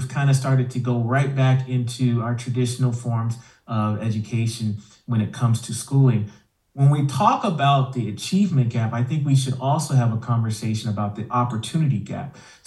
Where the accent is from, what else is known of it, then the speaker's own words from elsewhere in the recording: Houston, Texas, United States; first language English; moved away as an adult; now in Idaho, United States; I am originally from Houston, Texas, and I don't know, somehow I ended up in Idaho.